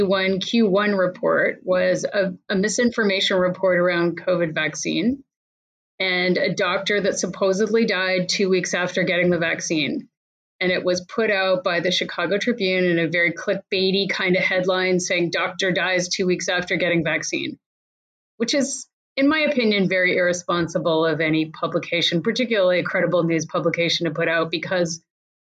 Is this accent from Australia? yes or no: no; Canada; now in United States; as a Canadian living in the US